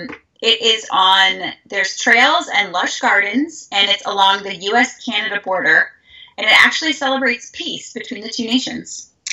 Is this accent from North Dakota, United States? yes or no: yes; North Dakota, United States; accent: North Dakota; I'm going to pack my North Dakota accent.